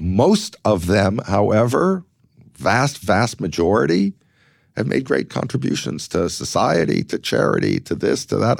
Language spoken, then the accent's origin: English; Los Angeles, California, United States; growing up in Los Angeles